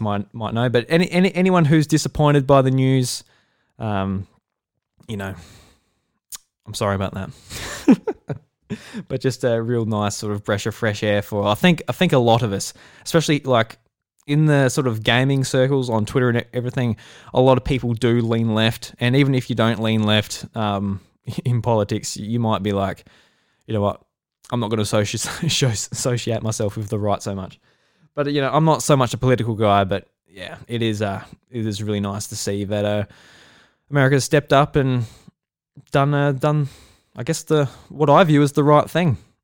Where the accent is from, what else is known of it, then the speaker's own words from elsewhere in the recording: Australia; I'm Australian, I'm in Australia